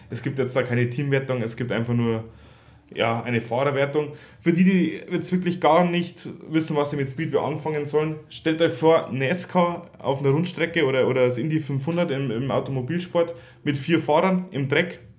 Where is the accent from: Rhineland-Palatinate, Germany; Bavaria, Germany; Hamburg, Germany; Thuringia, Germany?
Bavaria, Germany; vor allem zwei Bayern, das finde ich natürlich als Bayer ja, trotzdem schön